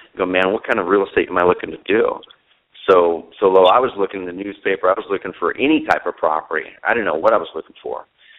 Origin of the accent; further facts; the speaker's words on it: Southern Oregon, United States; also born or lived in Portland, Oregon; I grew up in Southern Oregon